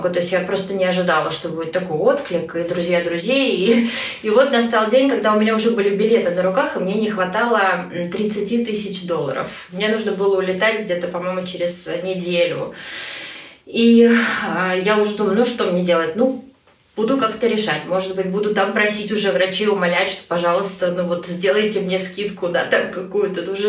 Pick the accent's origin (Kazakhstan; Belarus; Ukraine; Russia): Russia; Moscow; now in Norway; Я сама из Москвы. У меня в Москве был молодой человек, который был на 8, по-моему, лет старше меня.